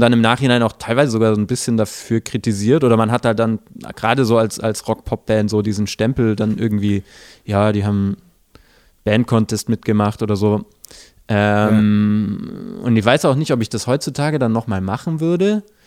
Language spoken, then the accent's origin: German; village near Böblingen, Baden-Württemberg, Germany; born or raised there; now in Stuttgart, Germany